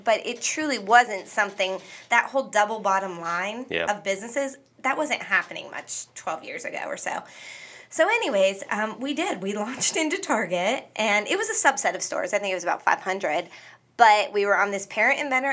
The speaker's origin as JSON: {"language": "English", "region": "Northwest Pennsylvania", "country": "United States", "said": "I came from Northwest Pennsylvania. My family grew up working in mills and factories"}